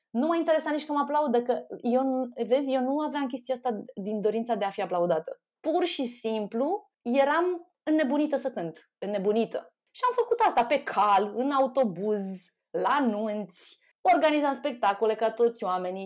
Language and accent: Romanian; Șușani, Romania; moved away; din Șușani